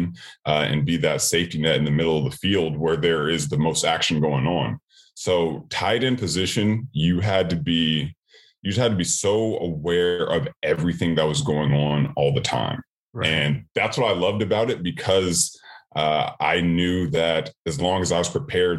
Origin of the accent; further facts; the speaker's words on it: Sacramento, California, United States; moved away as an adult; also born or lived in Miami; I'm from Sacramento, California, and my school wasn't like a huge football school